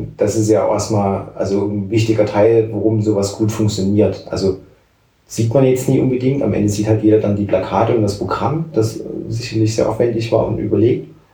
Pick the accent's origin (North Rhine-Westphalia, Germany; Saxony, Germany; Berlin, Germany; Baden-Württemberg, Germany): Saxony, Germany; near Dresden; moved away as an adult; also born or lived in Halle; now in Leipzig, Germany; ich komme ja aus bei Dresden, also habe bin ja nicht unmittelbar in Dresden aufgewachsen, aber halt die Jugend ja dann schon auch irgendwie in Dresden